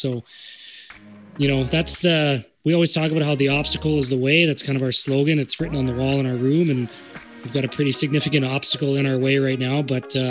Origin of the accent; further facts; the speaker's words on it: Sherwood Park, Alberta, Canada; also born or lived in Edmonton; now in Morden, Canada; I was in Edmonton, and you look up at the Sher Park Crusaders that was my hometown.